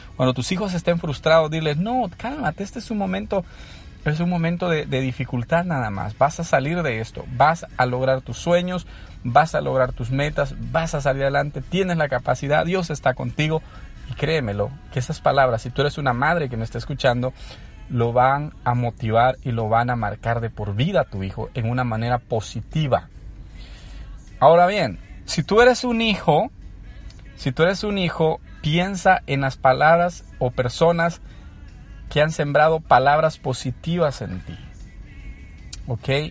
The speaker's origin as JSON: {"language": "Spanish", "region": "San Salvador", "country": "El Salvador", "tie": "born or raised there", "moved": "as an adult", "lives_now": "United States", "said": "soy de origen salvadoreño, eh, nací en un barrio de, la, de San Salvador, conocido como Sacamil, el área de la colonia Sacamil. ahí hice toda mi escuela"}